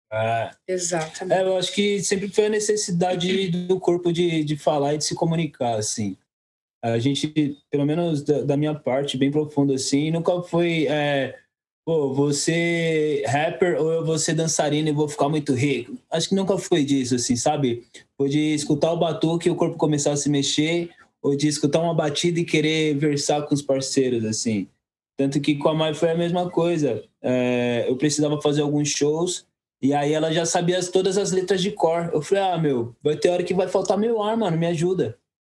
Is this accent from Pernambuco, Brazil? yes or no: no; Guarulhos, São Paulo, Brazil; Sou, nós somos do Soberana, São João, Pimentas é outro lado da Dutra